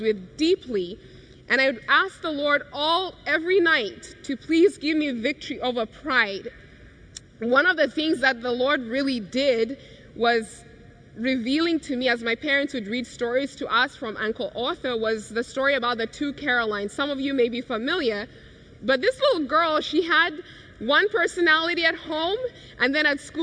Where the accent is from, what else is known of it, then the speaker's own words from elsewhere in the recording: Kenya; growing up in Kenya, such a carefree life, happy